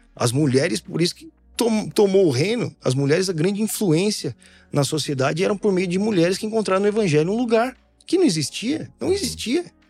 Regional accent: Brazil; como um bom brasileiro

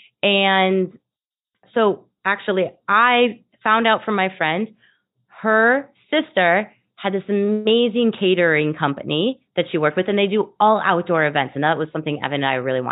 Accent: Wisconsin, United States; moved away as an adult; now in Chicago, United States; I'm from Wisconsin, but I've been living in Chicago for 15 years

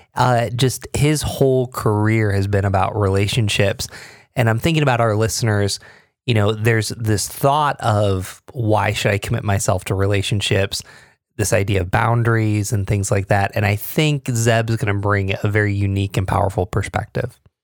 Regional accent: Binghamton, New York, United States; I grew up in Binghamton, you know, where I B M was

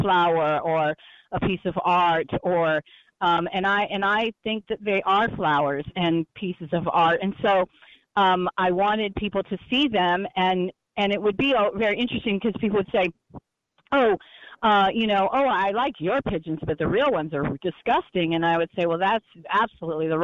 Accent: Texas, United States; moved away as an adult; now in New York City, United States; I didn't grow up in New York City or anything like that, but I've always loved animals growing up in Texas

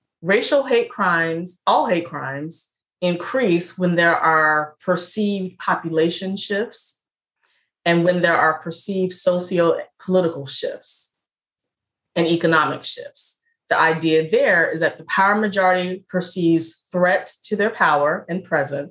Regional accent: Richmond, Virginia, United States; I'm from Richmond, Virginia.

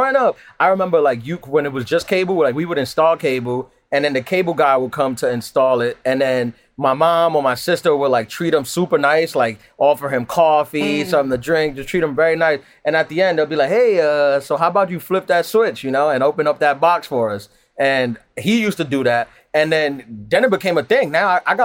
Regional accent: New York City, New York, United States; I'm from Queens, New York, where especially when I was in high school, there was a whole thing of scammers

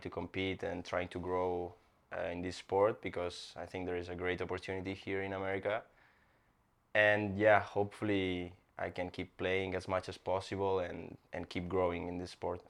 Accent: Barcelona, Catalonia, Spain; English is a second language; moved away as an adult; now in Miami, United States; I'm from Spain, Barcelona, Spain

